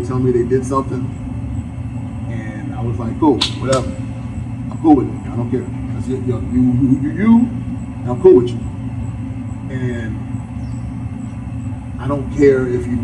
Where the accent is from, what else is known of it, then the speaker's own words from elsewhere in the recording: New York City, New York, United States; I'm from Brooklyn, New York